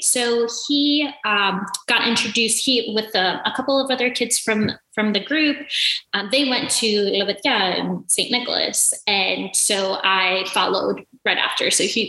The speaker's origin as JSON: {"language": "English", "town": "Athens", "region": "Attica", "country": "Greece", "tie": "born or raised there", "also_born_or_lived": "New York", "said": "I was born in New York, and then my family moved to Greece in Athens, where my dad is from. My mom's from Kastoria. And so I lived in Athens"}